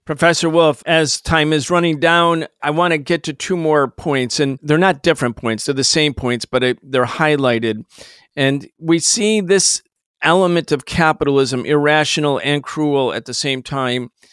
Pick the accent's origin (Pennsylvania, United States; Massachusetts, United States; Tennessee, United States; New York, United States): New York, United States; Rochester; I grew up in Rochester, New York.